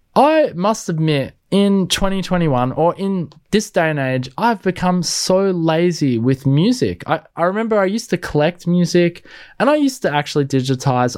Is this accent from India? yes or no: no; Australia; me being an Aussie